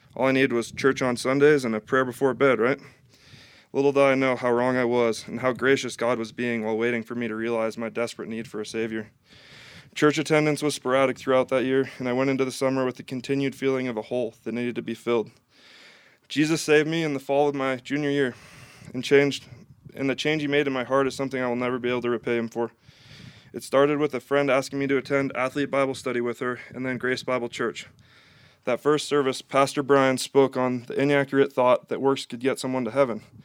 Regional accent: Missoula, Montana, United States; I grew up in a Catholic home in Missoula, Montana.

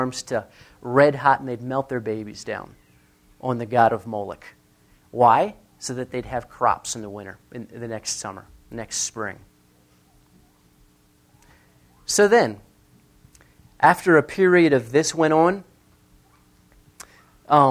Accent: near the Mason-Dixon line, Mason-Dixon line area, United States; I grew up near the Mason-Dixon line

